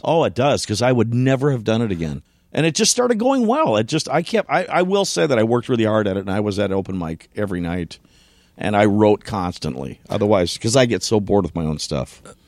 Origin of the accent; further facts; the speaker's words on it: Elk River, Minnesota, United States; I was born in Elk River, Minnesota